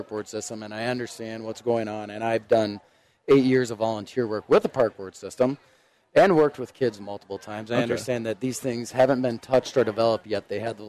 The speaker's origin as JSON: {"language": "English", "town": "Minneapolis", "region": "Minnesota", "country": "United States", "tie": "born or raised there", "said": "I grew up in North Minneapolis"}